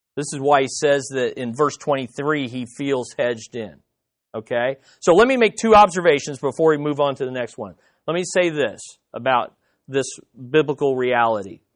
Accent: United States; as American Quis-, Christians

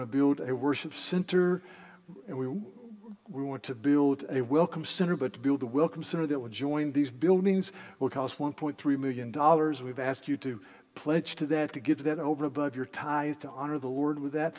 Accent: Yadkin County, North Carolina, United States; I grew up in Yadkin County, North Carolina, and we were all tobacco farmers

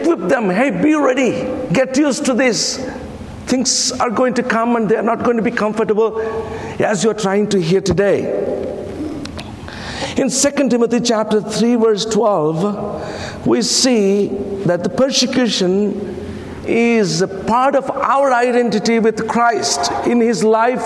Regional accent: India; first language Telugu; English is a second language; I come from India, where 1,652 languages and dialects are spoken

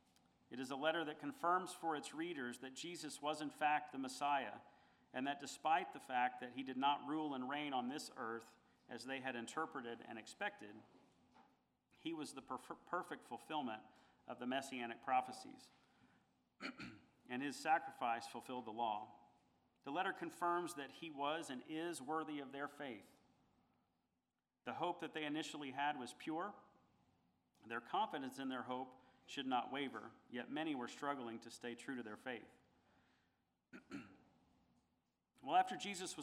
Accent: United States; being part of the greatest country in the world

